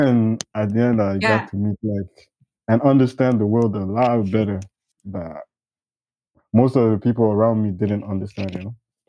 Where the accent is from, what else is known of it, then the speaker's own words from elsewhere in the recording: Ethiopia; I grew up mostly in Ethiopia.